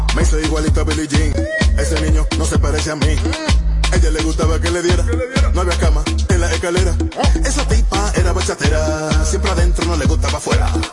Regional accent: Dominican Republic; also born or lived in The Bronx, New York; now in New York, United States; yo nací en República Dominicana, pero yo vivo en el Bronx.

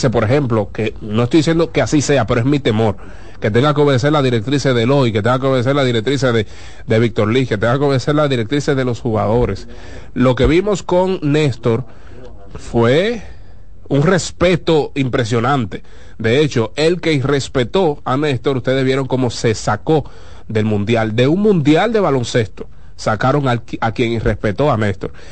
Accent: Dominican Republic; todos sabemos que como dominicanos, cuando tenemos a un dominicano de frente, solemos igualarnos a él.

